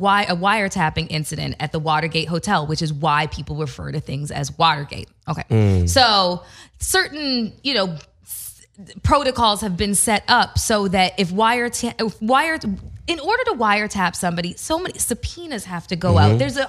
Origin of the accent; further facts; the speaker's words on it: Canada; I'm Canadian.